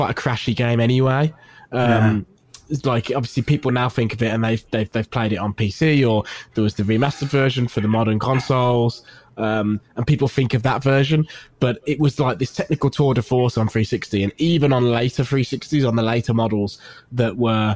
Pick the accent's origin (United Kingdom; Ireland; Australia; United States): United Kingdom; Birmingham, West Midlands; accent: Brummie; my Brummie accent